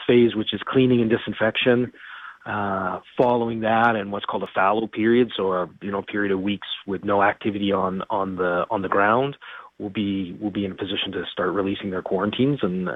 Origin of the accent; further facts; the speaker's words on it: Winnipeg, Manitoba, Canada; we're all from Winnipeg